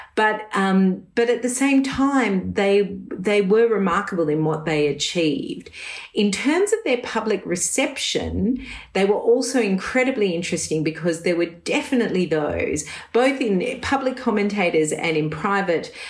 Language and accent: English; Australia; when I was a youngster growing up in Australia